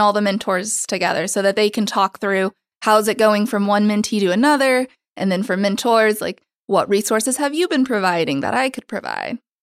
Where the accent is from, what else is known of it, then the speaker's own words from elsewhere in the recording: Oklahoma, United States; now in New York City, United States; I'm from Oklahoma